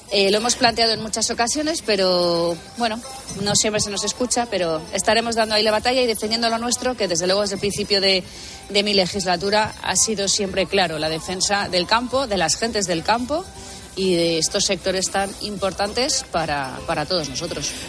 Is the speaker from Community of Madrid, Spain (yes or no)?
yes; Madrid, Community of Madrid, Spain; also born or lived in Ávila province; soy de Madrid, pero también soy de un pueblo de Ávila